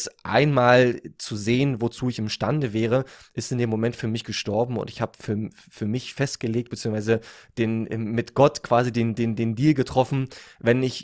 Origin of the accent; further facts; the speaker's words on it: Berlin, Germany; Ich komme aus Berlin. Ich bin 28 Jahre alt jetzt.